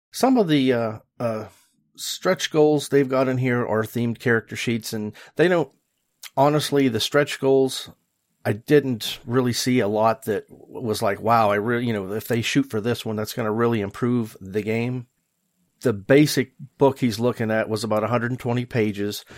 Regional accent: West Virginia, United States; West Virginia, my home state

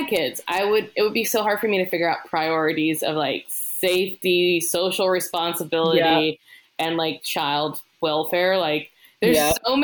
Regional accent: the South, United States; moved away; I come from the South

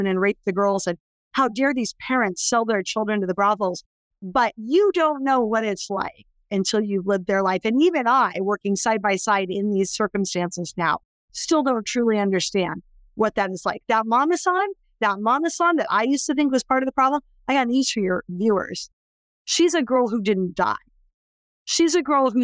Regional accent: California, United States; I was born in California

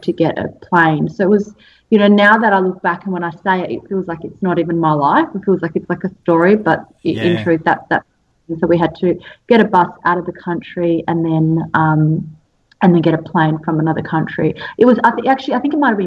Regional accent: Australia; also born or lived in Serbia; I was actually born in Serbia, which is in Europe, for those who don't know, Eastern Europe. And I actually moved to Australia when I was 5.

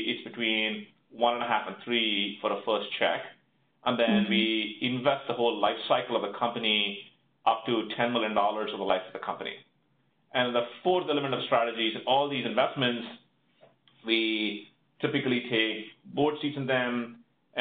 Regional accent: India; moved away as an adult; now in Austin, United States; I grew up in India, undergrad degree from one of the IITs, and then came to the United States

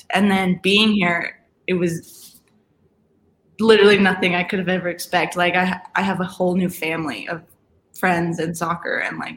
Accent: Aurora, Colorado, United States; Um, Colorado is just really a beautiful place to liv

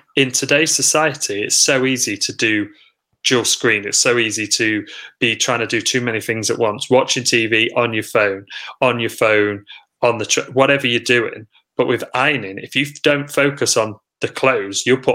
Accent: Lincoln, East Midlands, United Kingdom; also born or lived in Sheffield; only had a brief couple of years away when I went to university. I was at Sheffield. Mm-hmm. And then I came back to Lincoln

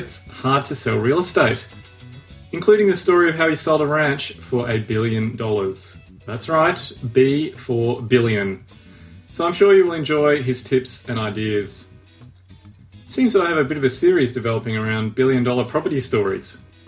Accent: Papua New Guinea; Interestingly enough, Bernie and me also share a history of growing up in Papua New Guinea.

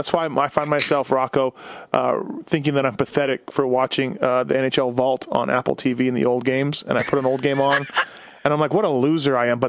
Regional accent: Winnipeg, Manitoba, Canada; because me being born and raised in Winnipeg, I got a lot of questions for Pokey.

